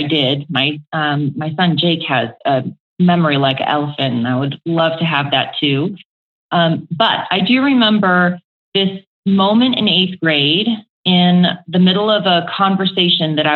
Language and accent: English; Aiea, Hawaii, United States; also born or lived in Oklahoma; now in Colorado, United States; my hometown is a small town called Aiea in Hawaii on the island of Oahu